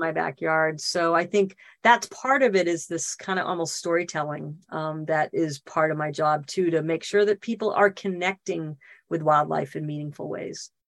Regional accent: Boston, Massachusetts, United States; moved away as an adult; also born or lived in Northern California; now in California, United States; I'm not from California, I'm from Boston, but California's home. I've been here what 32, 33 years now

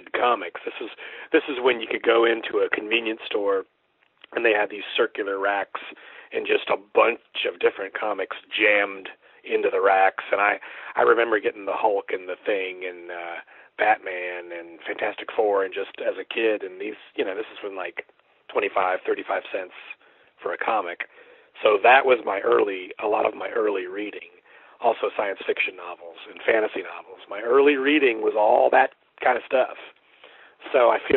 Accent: Central Florida, United States; moved away as an adult; also born or lived in Sanford, Florida / Ocala, Florida / Pensacola, Florida; now in Baton Rouge, United States; I'm originally from Central Florida. I was born in Sanford, which is kind of near Orlando. And I went to high school in the Ocala area.

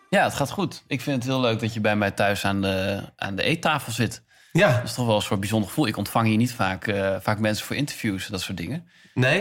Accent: Enschede, Overijssel, Netherlands; moved away as an adult; also born or lived in Zwolle; now in Amsterdam, Netherlands; ik ben geboren in Zwolle en opgegroeid in Enschede.

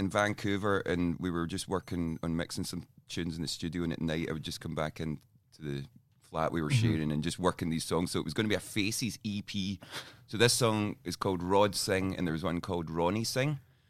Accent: Scotland, United Kingdom; we are Scottish.

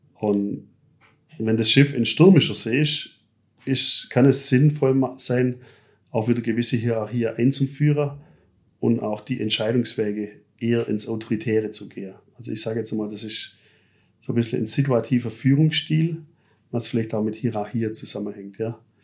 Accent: Germany; da sind wir Deutsche

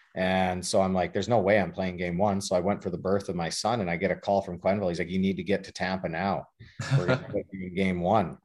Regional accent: Lethbridge, Alberta, Canada; moved away; the arena that I grew up playing at in Lethbridge.

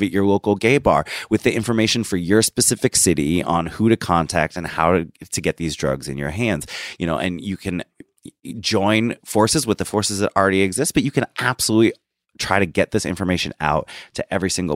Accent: Washington, United States; my home state of Washington

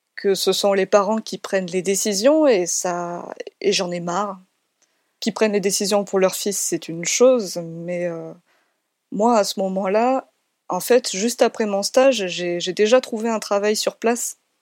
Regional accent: Nîmes, Occitania, France; je suis originaire de Nîmes à la base

